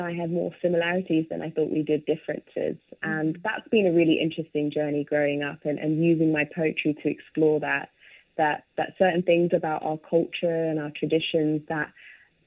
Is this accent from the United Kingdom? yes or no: yes; London, United Kingdom; growing up in London and growing up in the UK